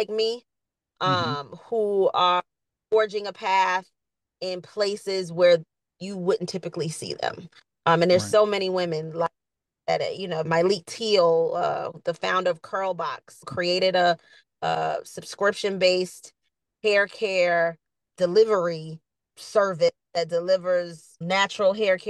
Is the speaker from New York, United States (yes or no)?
yes; New York City, New York, United States; I'm from Queens. You know, I grew up in an inner city.